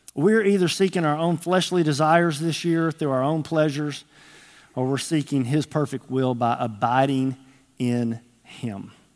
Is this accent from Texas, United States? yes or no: yes; Texas, United States; moved away as an adult; now in Arkansas, United States; I was from Texas